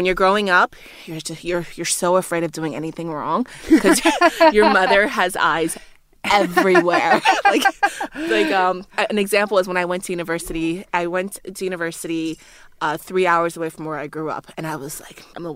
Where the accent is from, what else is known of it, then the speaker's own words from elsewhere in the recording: Liberia; also born or lived in United States; now in Australia; growing up in Liberia